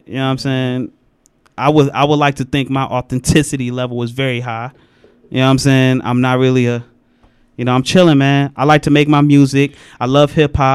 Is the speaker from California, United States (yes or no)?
no; Detroit, Michigan, United States; I'm from Schoolcraft